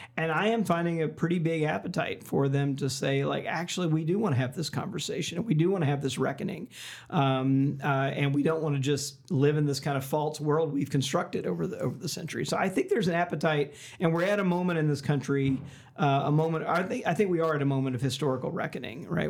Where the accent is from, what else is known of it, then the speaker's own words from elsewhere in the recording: Mississippi, United States; I grew up Southern Baptist in Mississippi